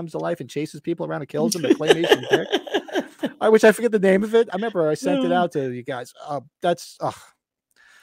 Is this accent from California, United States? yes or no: no; Northern New Jersey, United States; I grew up in Northern New Jersey